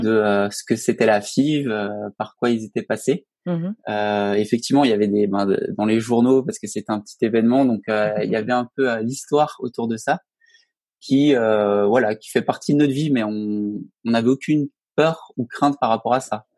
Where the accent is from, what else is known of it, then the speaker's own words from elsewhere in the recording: Alsace, Grand Est, France; moved away as an adult; now in Haute-Savoie, France; je viens d'Alsace. Et en fait, à la fin de mes études, j'ai quitté donc cette belle région pour rejoindre donc la Haute-Savoie